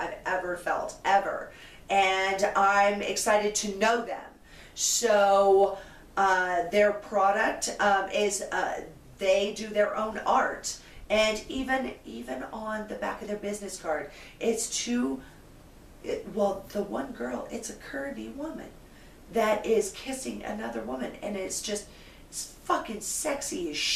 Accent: West Coast, United States; I'm from West Coast

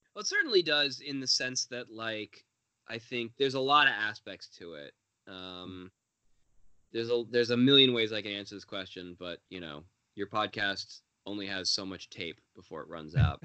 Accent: Los Angeles, California, United States; moved away; also born or lived in Israel; I grew up in Los Angeles. I go home, and when I'm home in Los Angeles visiting my family

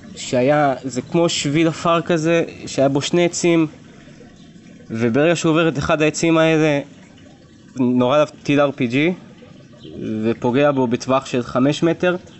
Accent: Beersheba, Southern District, Israel; אני באר שבעי במקור

